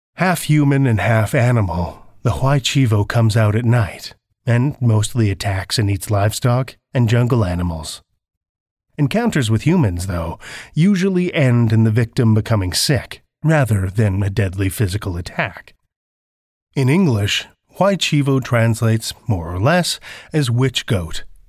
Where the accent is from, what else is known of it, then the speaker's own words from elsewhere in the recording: Saskatoon, Saskatchewan, Canada; I'm from Saskatoon, Saskatchewan, Canada